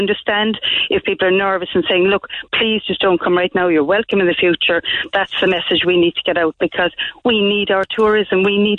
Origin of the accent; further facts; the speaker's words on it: Ireland; accent: Irish; my Irish accent